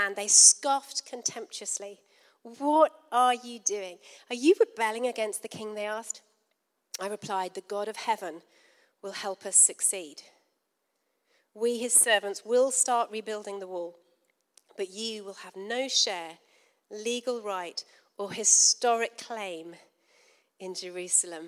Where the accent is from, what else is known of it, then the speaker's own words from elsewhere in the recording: United Kingdom; We're from Britain.